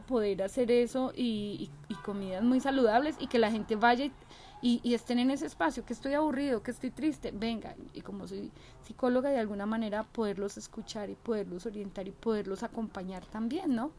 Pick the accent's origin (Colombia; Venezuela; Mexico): Colombia; Pereira, Risaralda; moved away; viajar a mi tierrita, a Colombia, a Pereira